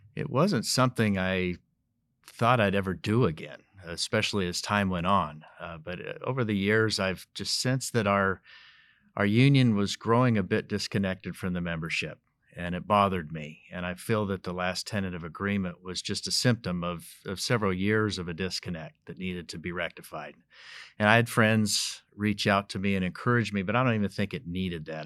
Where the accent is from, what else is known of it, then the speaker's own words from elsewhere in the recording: Colorado, United States; I was born and raised in Colorado, still live in northern Colorado